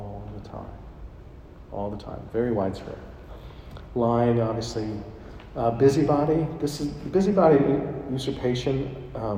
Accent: Buffalo Center, Iowa, United States; moved away; my hometown, Buffalo Center, Iowa, 850 people

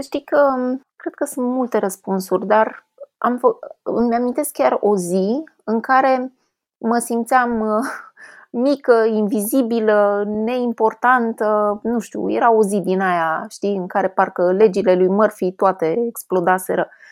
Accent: Brașov, Brașov County, Romania; vin din Ardeal, din Brașov

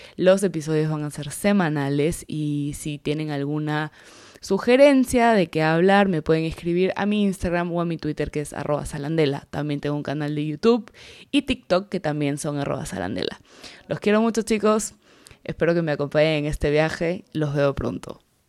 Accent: the Peruvian jungle, Peruvian Amazon, Peru; soy peruana, soy de la selva del Perú

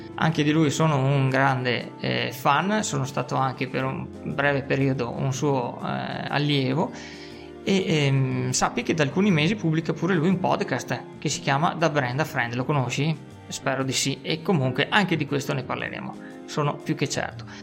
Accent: Veneto, Italy; accent: spiccatamente veneto; del mio accento spiccatamente veneto

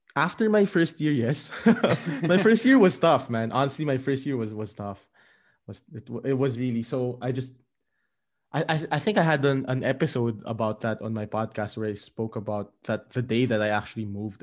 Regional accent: Philippines; moved away as an adult; I am originally from the Philippines, and I moved to Europe around, um, three and a half years ago

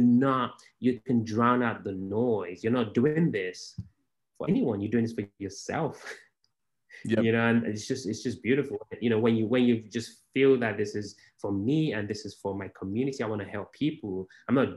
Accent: Nigeria; moved away as an adult; also born or lived in Baltimore, United States; now in Houston, United States; I was born in Africa in a place called Nigeria

